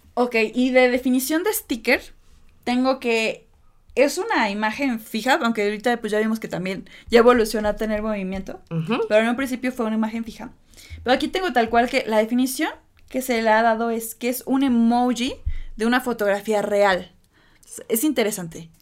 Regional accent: Mexico; así somos los mexicanos

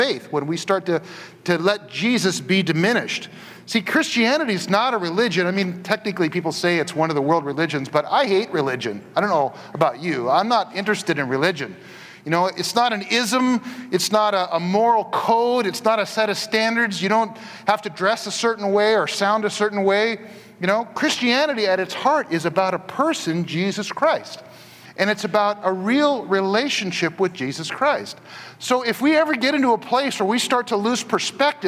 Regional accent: Portland, Oregon, United States; the place I grew up in Northeast Portland

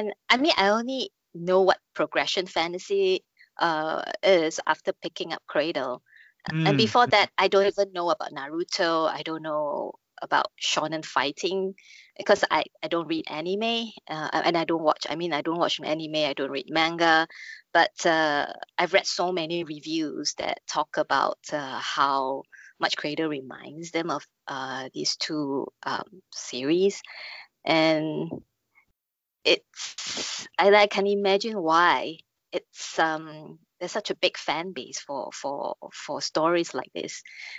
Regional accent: China; I'm Chinese. I grew up on Wuxia and Xianxia movies and TV series.

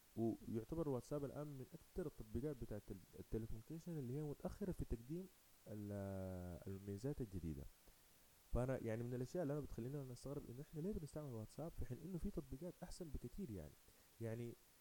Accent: Sudan; احنا في بلدنا اكثر كسودانيين

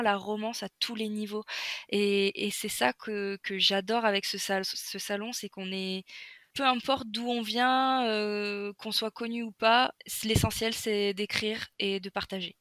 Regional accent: the North, Hauts-de-France, France; moved away; je suis nordiste de base

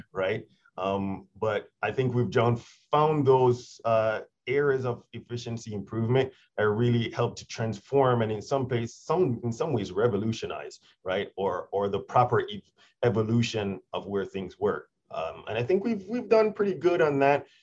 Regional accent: Jamaica; moved away; I'm originally from Jamaica

